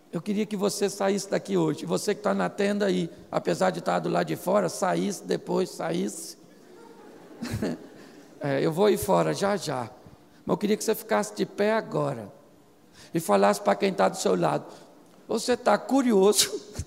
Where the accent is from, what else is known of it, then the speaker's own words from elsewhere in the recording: Rio de Janeiro, Brazil; Eu sou carioca